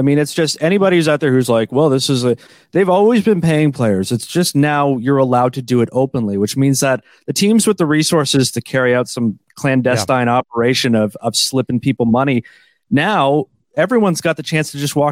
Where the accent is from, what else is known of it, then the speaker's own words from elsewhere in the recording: Canada; I'm Canadian, Canadian